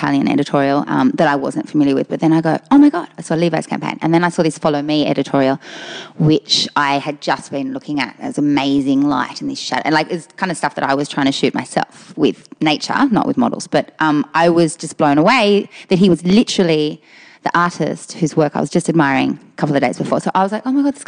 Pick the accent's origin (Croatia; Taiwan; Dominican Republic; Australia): Australia; also born or lived in Austria / Germany; we're Australian